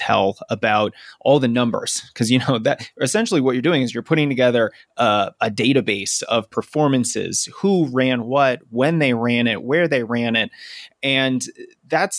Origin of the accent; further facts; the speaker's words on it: outside of Boston, Massachusetts, United States; I grew up outside of Boston